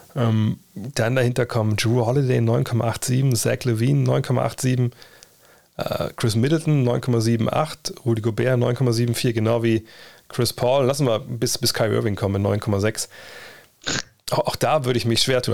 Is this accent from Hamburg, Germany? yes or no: no; Wolfsburg, Lower Saxony, Germany; ich komme nur aus dem Problemstadtteil Westhagen